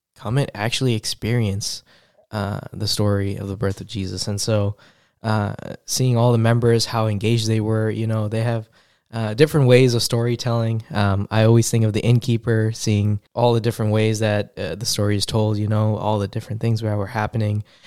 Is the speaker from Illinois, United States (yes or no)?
no; New York, United States; moved away as an adult; I'm originally from New York. I'm a city, city kid